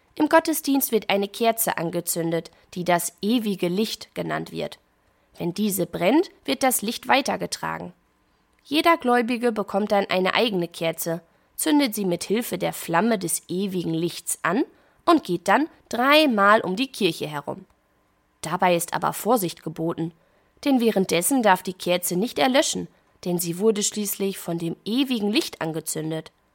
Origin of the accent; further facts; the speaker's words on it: Germany; bei uns in Deutschland